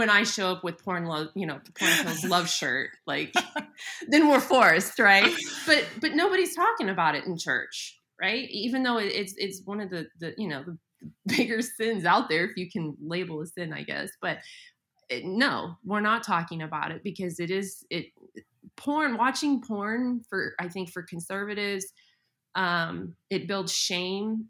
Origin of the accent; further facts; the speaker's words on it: Colorado, United States; also born or lived in Montana; now in Oklahoma, United States; I grew up in Colorado, lived in Montana, and so I'm used to snow